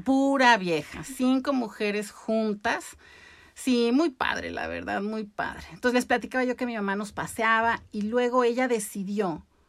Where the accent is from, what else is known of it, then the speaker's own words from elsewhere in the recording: Mexico City, Mexico; also born or lived in Veracruz; nací en Veracruz y a los seis años nos fuimos a vivir a la Ciudad de México